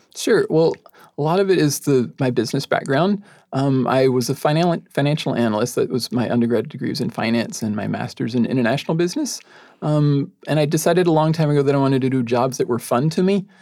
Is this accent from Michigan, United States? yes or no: no; Texas, United States; moved away as an adult; now in Tacoma, United States; I'm from Texas originally